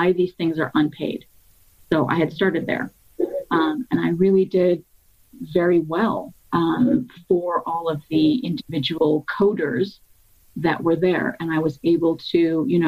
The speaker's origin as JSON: {"language": "English", "town": "Cleveland", "region": "Ohio", "country": "United States", "tie": "born or raised there", "said": "I grew up in Cleveland, Ohio, since the age of 3."}